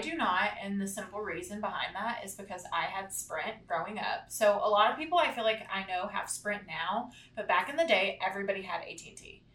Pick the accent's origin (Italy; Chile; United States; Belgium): United States; Corsicana, Texas; we're from Corsicana